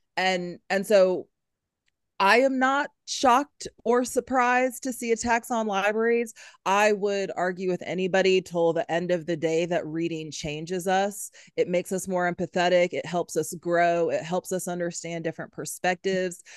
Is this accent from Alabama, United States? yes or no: yes; Huntsville, Alabama, United States; moved away as an adult; also born or lived in Louisiana / Syracuse; I grew up here in Huntsville